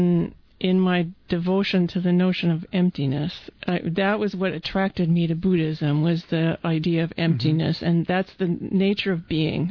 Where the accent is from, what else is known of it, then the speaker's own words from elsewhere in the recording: Midwest, United States; moved away; I came from the Midwest and in a small place